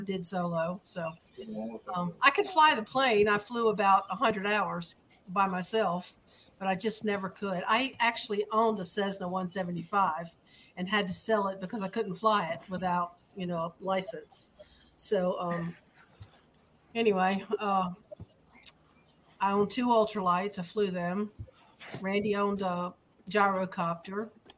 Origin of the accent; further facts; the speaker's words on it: Pennsylvania, United States; moved away as an adult; also born or lived in Baltimore, Maryland; now in Mississippi, United States; we moved to Pennsylvania, and I grew up in Pennsylvania